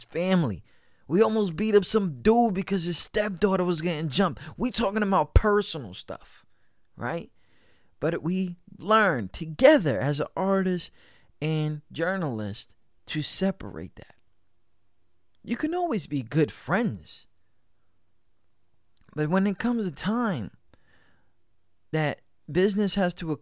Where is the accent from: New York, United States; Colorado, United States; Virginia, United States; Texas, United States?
New York, United States; I was raised in New York. I was raised in this state of a union